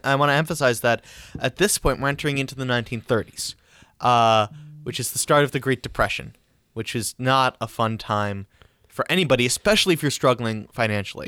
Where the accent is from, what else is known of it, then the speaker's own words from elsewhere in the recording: New York, United States; we're from New York